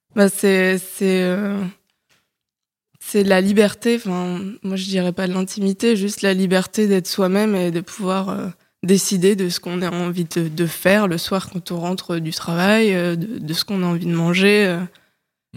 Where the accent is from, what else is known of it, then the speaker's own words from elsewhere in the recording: Paris, Île-de-France, France; moved away as an adult; Je suis une Parisienne de 29 ans récemment euh, récemment reparisienne plutôt, parce que j'ai grandi à Paris